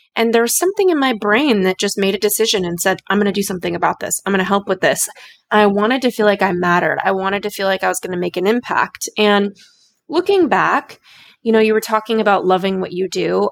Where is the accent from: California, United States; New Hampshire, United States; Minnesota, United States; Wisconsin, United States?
California, United States; Los Angeles; I come from Los Angeles